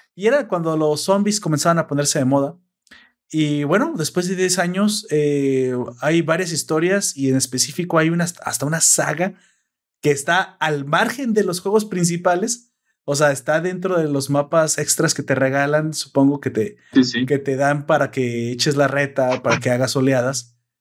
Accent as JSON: {"language": "Spanish", "country": "Mexico", "accent": "Mexican"}